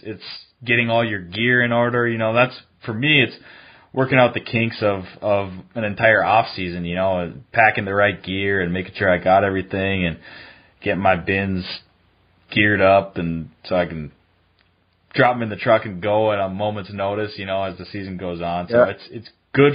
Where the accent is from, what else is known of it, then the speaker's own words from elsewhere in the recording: Duluth, Minnesota, United States; I grew up in Duluth